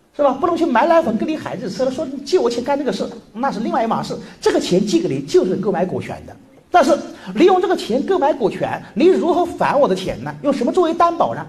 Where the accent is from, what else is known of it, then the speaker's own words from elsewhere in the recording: China; 我们中国人女性